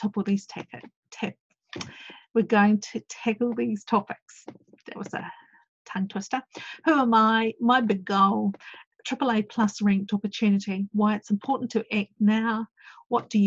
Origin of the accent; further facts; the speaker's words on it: New Zealand; I went off as one Kiwi